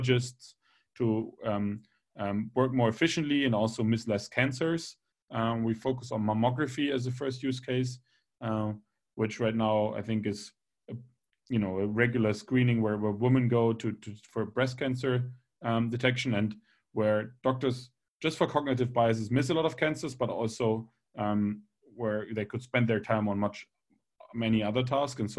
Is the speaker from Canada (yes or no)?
no; Bremen, Germany; I'm actually originally from Bremen in Germany